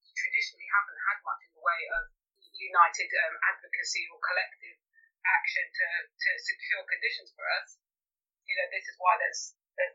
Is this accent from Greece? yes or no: yes; Greece; moved away as an adult; also born or lived in London; I grew up in Greece, and I moved to London when I was 18 to study chemistry